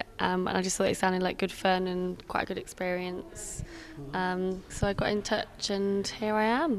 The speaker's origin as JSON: {"language": "English", "region": "England", "country": "United Kingdom", "said": "Here in Griffith, I'm packing oranges for my farm work. I'm actually English."}